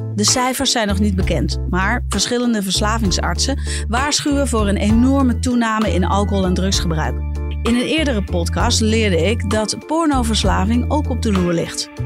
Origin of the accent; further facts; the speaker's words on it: Bergen, North Holland, Netherlands; ik kom uit Bergen